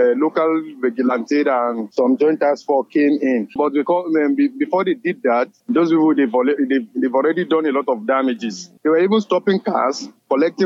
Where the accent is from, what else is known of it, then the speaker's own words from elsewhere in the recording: Gwada, Niger State, Nigeria; I did not relocate from Kuchi. I'm from Gwada